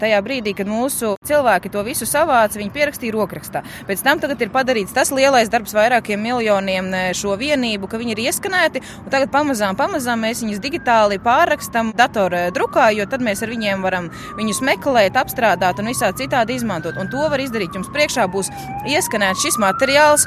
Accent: Latvia; mēs esam latvieši

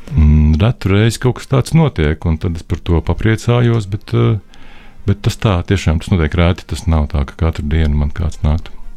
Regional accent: Jelgava, Zemgale, Latvia; es no Jēlgavas, no Pārlielupas

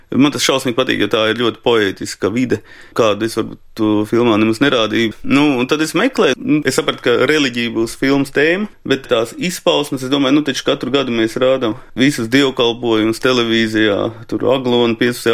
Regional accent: Riga, Latvia; also born or lived in Latgale; es esmu rīdznieks

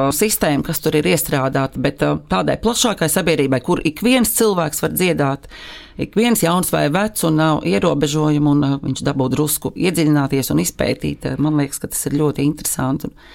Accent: Liepāja, Kurzeme, Latvia; moved away; Esmu dzimusi Liepājā, esmu beigusi tur uh, mūzikas skolu

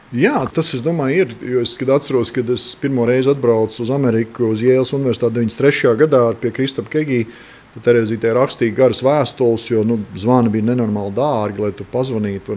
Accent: Latvia; moved away as an adult; now in United States; mēs esam divi latvieši

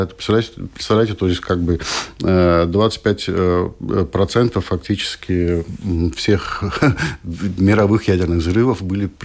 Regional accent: Latvia; Их было двое. И вот э, мы двое из Латвии.

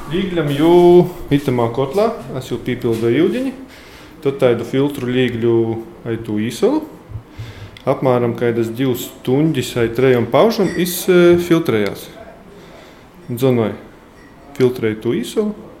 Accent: Latvia; mēs esam latvieši

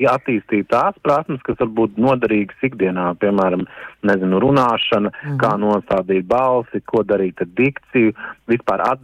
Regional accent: Latvia; now in Stavanger, Norway; uz doto brīdi izrādījuši iniciatīvu ir latviešu interesi, un tad līdz ar to mēs esam visi latvieši.

